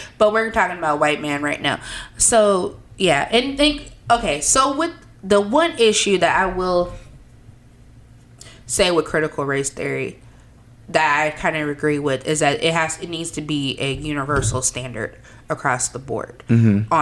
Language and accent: English; United States; I'm an American